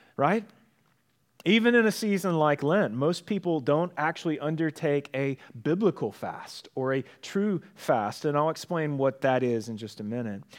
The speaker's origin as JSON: {"language": "English", "country": "United States", "said": "We are American"}